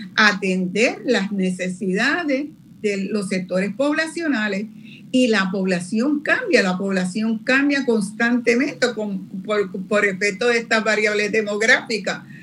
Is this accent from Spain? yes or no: no; Puerto Rico; la cantidad de población que tenemos acá en Puerto Rico